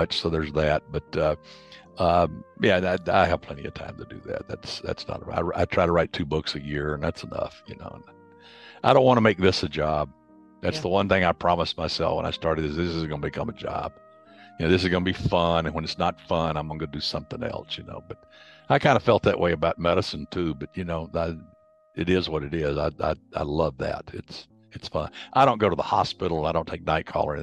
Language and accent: English; Alabama, United States; I'm from Alabama